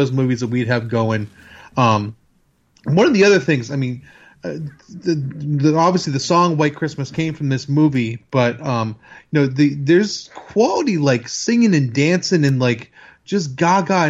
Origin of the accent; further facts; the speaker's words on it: Boston, Massachusetts, United States; now in Chattanooga, United States; I live in Chattanooga now, but I'm originally from the Boston area